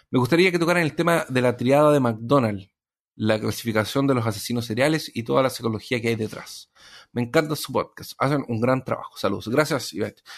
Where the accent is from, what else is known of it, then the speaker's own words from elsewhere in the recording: Cuba; Y luego cuando dijeron que se había gastado todo en el casino y en bebida, como buen cubano, casi me ofendo.